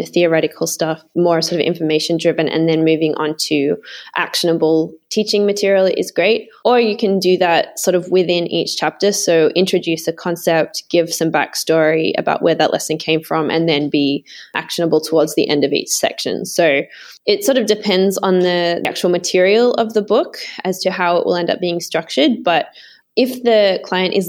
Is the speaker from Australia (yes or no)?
yes; Sydney, New South Wales, Australia; I grew up in Sydney in Australia.